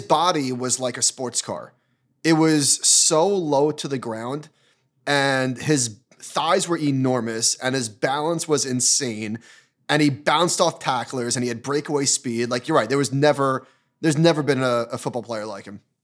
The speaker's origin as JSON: {"language": "English", "region": "Northeast", "country": "United States", "tie": "born or raised there", "said": "growing up in the Northeast"}